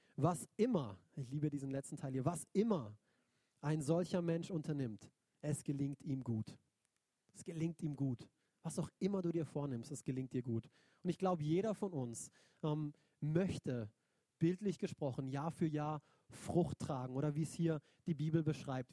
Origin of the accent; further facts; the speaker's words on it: Neuenburg, Germany; moved away; also born or lived in Binsen; Neuenburg ähm, ist der Ort, wo ich eigentlich groß geworden bin als Kind